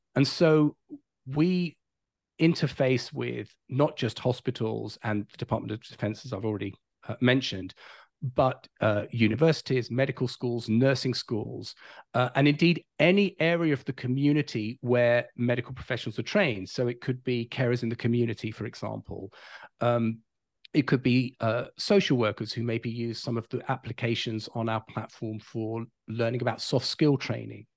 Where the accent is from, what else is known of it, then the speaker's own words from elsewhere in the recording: London, United Kingdom; moved away as an adult; now in California, United States; I'm not from this side of the pond. I grew up in London, England